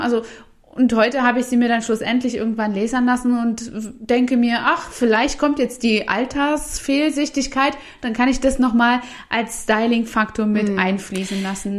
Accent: Saxony, Germany; in den ähm, Regionen, wo ich aufgewachsen bin, in Sachsen

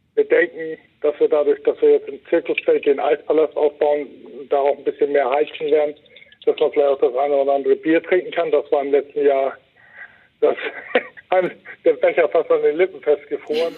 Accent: Wacken, Schleswig-Holstein, Germany; mein Heimatdorf

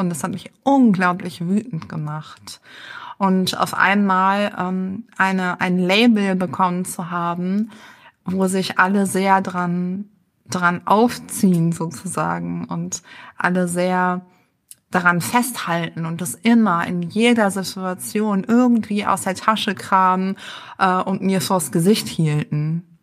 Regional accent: Düsseldorf, North Rhine-Westphalia, Germany; moved away as an adult; now in Berlin, Germany; Ich bin in Düsseldorf geboren und aufgewachsen

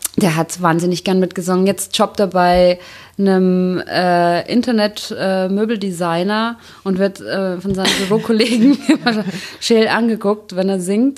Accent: Bavaria, Germany; Ich komme ja aus Bayern

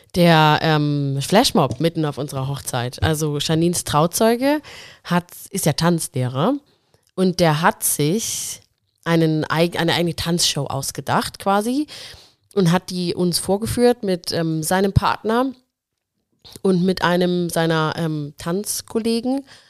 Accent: Nuremberg area, Bavaria, Germany; moved away; wohne jetzt wieder in Nürnberg, komme auch hier aus der Gegend

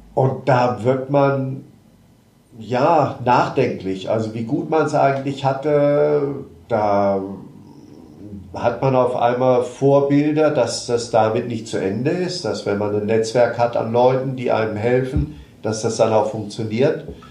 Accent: Marburg, Hesse, Germany; ich komme aus Marburg, bin dort auch geboren

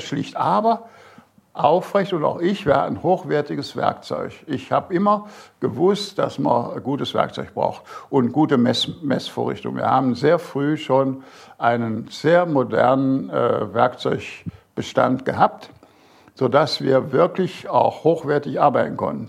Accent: Bergisches Land, North Rhine-Westphalia, Germany; moved away as an adult; also born or lived in Großaspach, Baden-Württemberg; now in Burgstall, Germany; meine Heimat im Bergischen Land

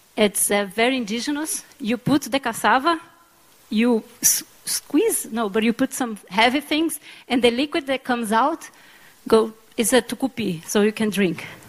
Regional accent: Pará, Brazil; I'm from Pará too

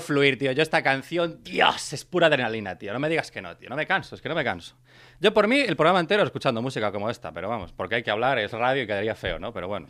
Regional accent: Brión, Galicia, Spain; now in Catalonia, Spain; en mi pueblo, en Brión, la última vez que fui a Brión

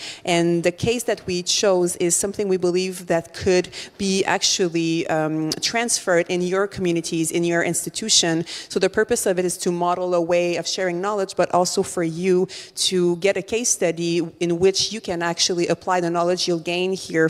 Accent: Montreal, Quebec, Canada; social entrepreneur from Montreal, as you can hear from my accent.

